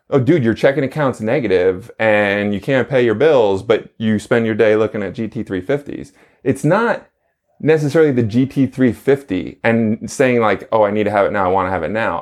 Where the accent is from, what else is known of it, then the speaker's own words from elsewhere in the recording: New York, United States; born and raised in New York